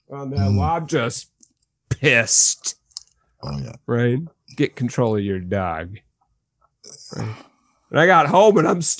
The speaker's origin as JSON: {"language": "English", "region": "Midwest", "country": "United States", "said": "not directly to them because I am a Midwesterner after all."}